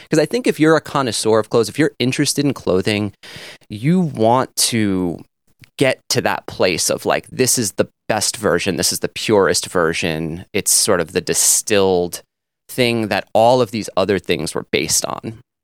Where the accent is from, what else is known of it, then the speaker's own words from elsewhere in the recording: North Fork, Long Island, New York, United States; where I grew up on the North Fork, and this was a very rural area.